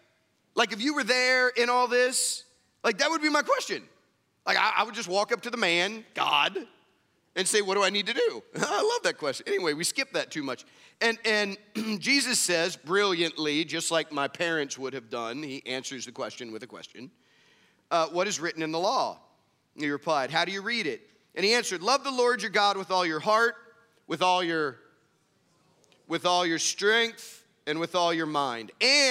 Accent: Midwest, United States; So, where I grew up in the Midwest, extravagance wasn't always a good thing.

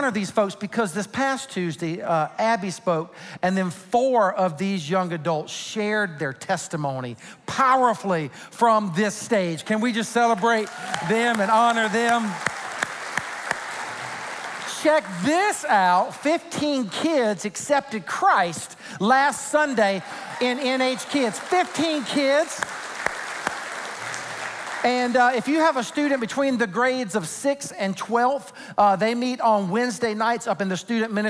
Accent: Sumter, South Carolina, United States; moved away; In my home state of South Carolina, particularly in my hometown of Sumter, South Carolina

